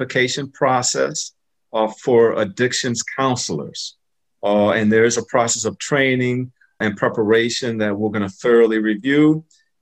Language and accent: English; Buffalo, New York, United States; now in Washington, D.C., United States; I'm a native of Buffalo, New York, but I've been here longer than I grew up early in Buffalo, New York